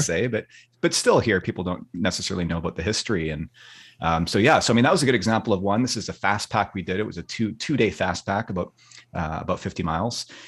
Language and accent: English; Vancouver, British Columbia, Canada; I'm born and raised in Vancouver, Canada, over here on the West Coast, British Columbia. Um, I've lived here my entire life